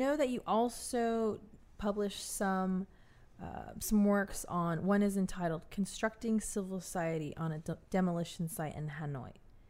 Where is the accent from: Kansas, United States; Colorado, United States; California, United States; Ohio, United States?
California, United States; growing up in California